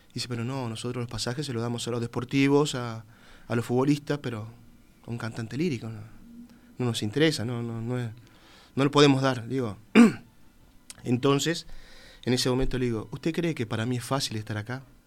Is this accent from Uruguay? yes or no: yes; Uruguay; moved away as an adult